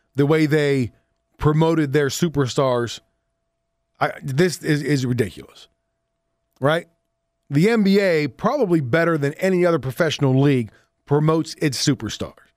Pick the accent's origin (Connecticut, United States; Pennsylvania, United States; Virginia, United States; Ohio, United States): Pennsylvania, United States; Southwest; moved away; I'm from Southwest P